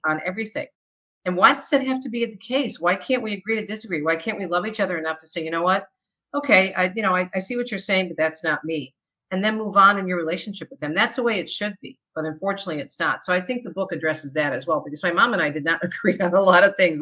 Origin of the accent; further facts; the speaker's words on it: Michigan, United States; also born or lived in New Jersey; I was born in New Jersey, but I was raised in Michigan